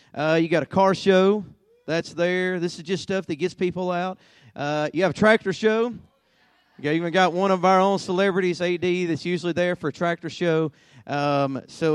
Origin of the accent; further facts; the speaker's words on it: Hartselle, Alabama, United States; This is my hometown, where I live in Hartsel